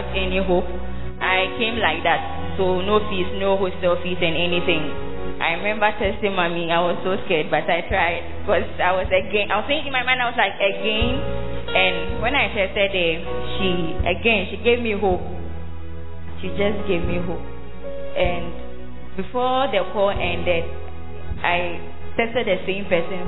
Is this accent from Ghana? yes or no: yes; Central Region, Ghana; I'm from Central Malad region